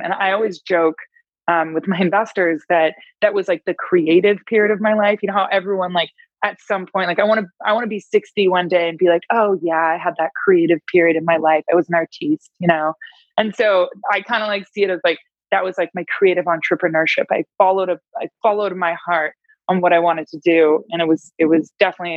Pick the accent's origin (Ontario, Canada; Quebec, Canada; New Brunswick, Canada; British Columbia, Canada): Ontario, Canada; Toronto; I'm from Toronto, Canada